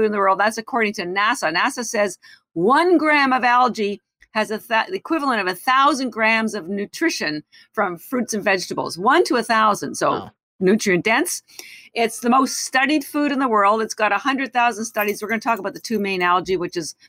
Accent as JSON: {"language": "English", "country": "Canada", "moved": "as an adult", "lives_now": "United States", "said": "I am Canadian. I've lived in the United States for 30 years"}